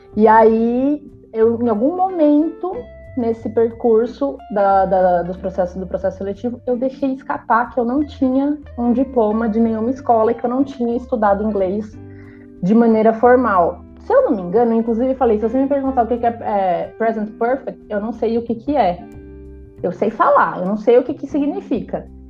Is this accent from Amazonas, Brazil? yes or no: no; São Bernardo do Campo, São Paulo, Brazil; Eu nunca saí de São Bernardo